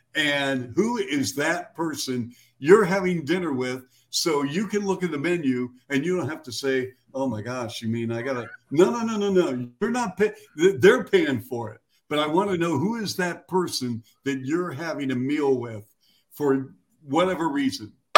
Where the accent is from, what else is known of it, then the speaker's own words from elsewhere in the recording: Seattle, Washington, United States; now in Chicago, United States; my hometown of Seattle